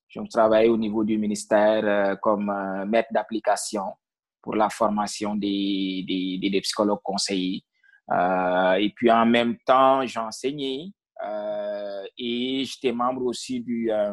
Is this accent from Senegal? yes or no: yes; Senegal; moved away as an adult; now in Ontario, Canada; moi, je suis originaire du Sine